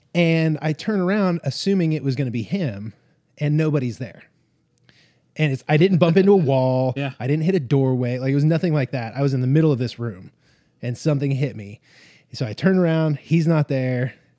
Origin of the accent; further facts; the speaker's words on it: Las Vegas, Nevada, United States; also born or lived in Southern California; now in Oklahoma, United States; I'm from Southern California, grew up in like Las Vegas